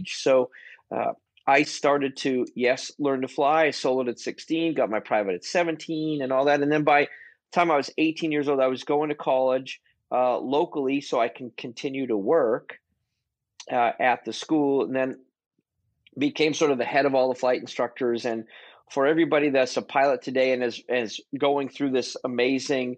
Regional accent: Boston, Massachusetts, United States; growing up in Boston, Massachusetts

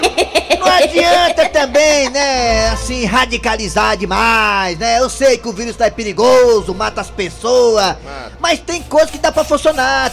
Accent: Ceará, Brazil; aqui no Ceará, falando do estado do Ceará, já que eu sou cearense, cabeça chata

